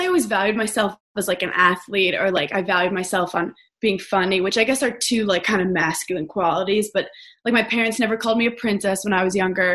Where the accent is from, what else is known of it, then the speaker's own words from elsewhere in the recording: New York City, New York, United States; I'm from New York City.